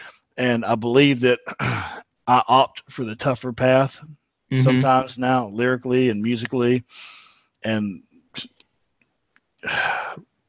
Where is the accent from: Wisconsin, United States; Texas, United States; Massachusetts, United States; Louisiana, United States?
Texas, United States; I'm a Texan